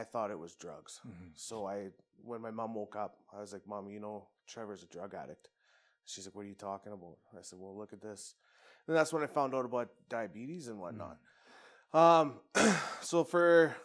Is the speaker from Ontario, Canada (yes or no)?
no; Medicine Hat, Alberta, Canada; also born or lived in Brooks, Alberta; I was originally from Brooks, and my mom and dad split, I think when I was two or something. So my mom, her best friend, and I moved to Medicine Hat